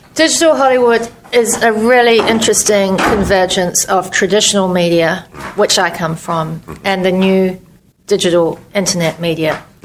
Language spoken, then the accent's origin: English; Christchurch, Canterbury, New Zealand; moved away as an adult; also born or lived in New York; My hometown was destroyed by earthquakes